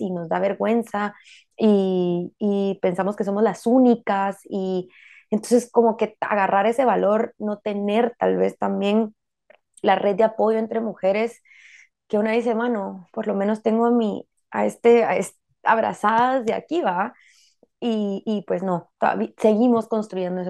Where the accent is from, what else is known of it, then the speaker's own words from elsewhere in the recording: Guatemala; como mujeres guatemaltecas